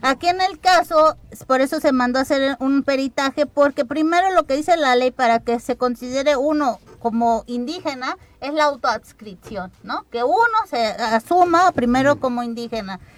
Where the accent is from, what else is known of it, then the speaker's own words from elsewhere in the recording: Alpuyeca, Morelos, Mexico; Alpuyeca sí quería ser municipio indígena, porque pueblo indígena ya somos, pero queríamos este, ser municipio